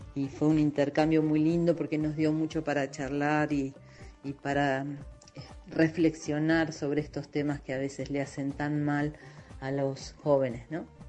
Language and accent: Spanish; Buenos Aires Province, Argentina; now in Buenos Aires, Argentina; como vivo en Buenos Aires, como soy ahora soy porteña, porque en realidad nací en la provincia, en un barrio de casas bajas, de chalecitos